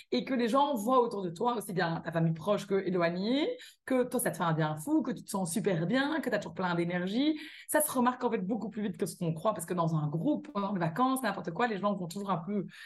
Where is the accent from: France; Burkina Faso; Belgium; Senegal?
Belgium; accent: Belgian; moved away as an adult; also born or lived in California; je le suis très belge, j'ai toujours mon accent belge.